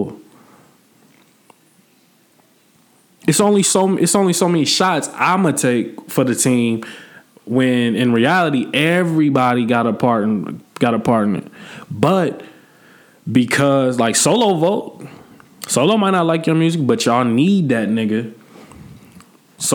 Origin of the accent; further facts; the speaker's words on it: Peoria, Illinois, United States; I'm not from that soil. I don't drink that water, bro. Like, I'm from Peoria